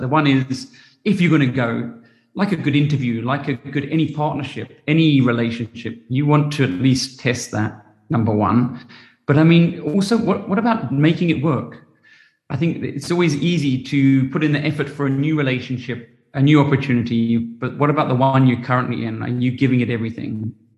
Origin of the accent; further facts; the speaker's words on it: England, United Kingdom; also born or lived in New Zealand / Australia; now in South Africa; I grew up in England and I went to boarding school and I lived in New Zealand and Australia and I'm I'm overly happy in South Africa